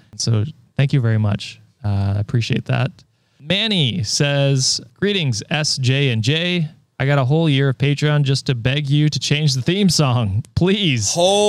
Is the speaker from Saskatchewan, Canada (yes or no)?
no; Ontario, Canada; Number one, yes, I am Canadian. Ontarian, in fact. God damn it.